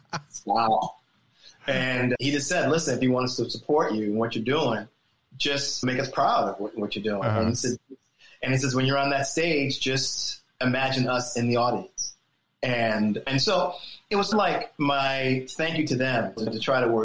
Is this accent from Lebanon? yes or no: no; Springfield, Massachusetts, United States; I come from Springfield, Massachusetts.